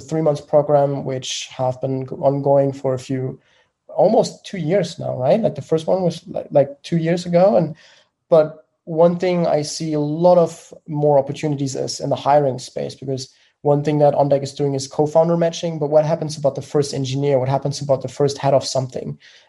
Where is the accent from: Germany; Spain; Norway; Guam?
Germany; accent: German; English is a second language; I'm from Germany, as you may have heard from the accent